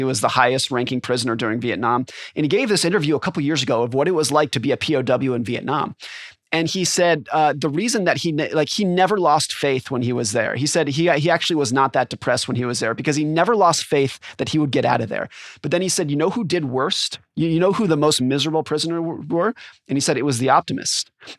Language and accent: English; California, United States; now in Seattle, United States; My wife grew up here. That's what brought us here. I grew up in California.